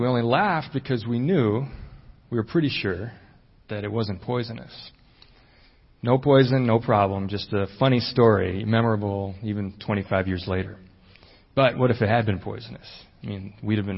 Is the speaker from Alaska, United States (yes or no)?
no; Chicago, Illinois, United States; we grew up in Chicago, in the inner city